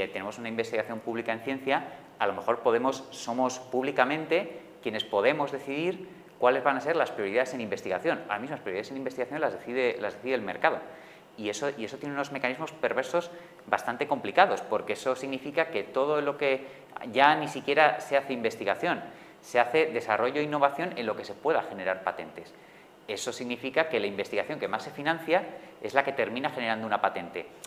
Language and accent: Spanish; Madrid, Community of Madrid, Spain; yo, que soy de Madrid